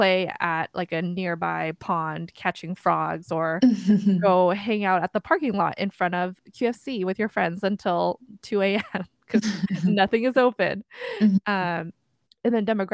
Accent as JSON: {"language": "English", "town": "Mukilteo", "region": "Washington", "country": "United States", "tie": "born or raised there", "also_born_or_lived": "Seoul, South Korea", "said": "I was born in Seoul, South Korea, not North Korea, and I immigrated to the US, specifically Seattle, when I was three-ish with my family."}